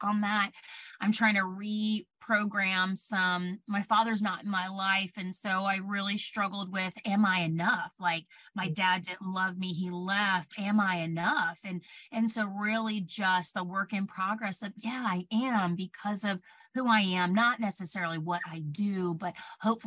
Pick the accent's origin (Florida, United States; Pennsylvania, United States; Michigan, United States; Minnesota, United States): Florida, United States; Plant City; moved away as an adult; also born or lived in New York; I'm from Plant City originally. I grew up in a very small, homogenous town